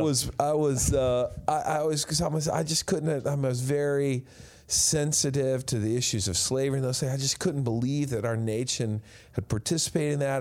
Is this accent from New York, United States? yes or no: no; West Texas, United States; growing up in Washington, D C, a far cry from growing up in West Texas